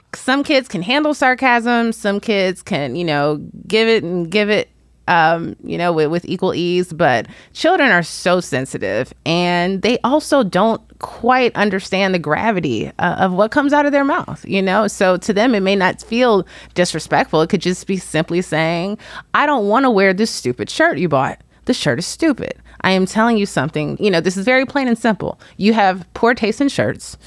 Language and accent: English; Chicago, Illinois, United States; moved away as an adult; also born or lived in Washington, D.C. / New York; now in Los Angeles, United States; I live in the greater Los Angeles area, and I grew up in Chicago.